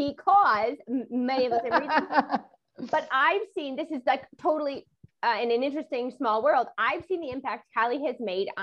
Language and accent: English; Wisconsin, United States; I'm from Wisconsin